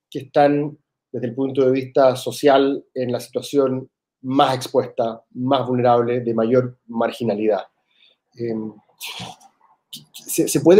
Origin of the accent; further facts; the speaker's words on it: Argentina; Sí, yo en ese sentido soy súper argentino